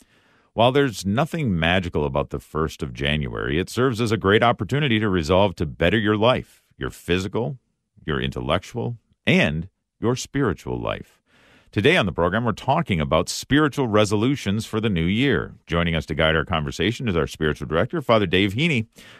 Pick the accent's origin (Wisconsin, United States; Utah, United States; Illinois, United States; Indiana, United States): Wisconsin, United States; growing up in Wisconsin, I became a Green Bay Packer fan at a very young age.